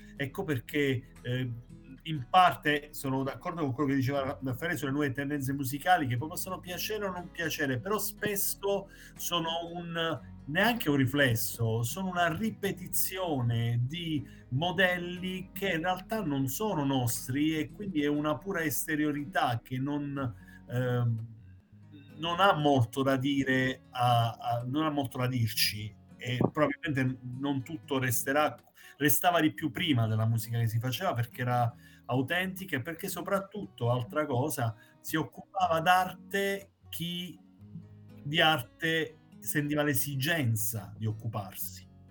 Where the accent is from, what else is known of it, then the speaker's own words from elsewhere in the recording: Basilicata, Italy; rischiavo di lasciare la Basilicata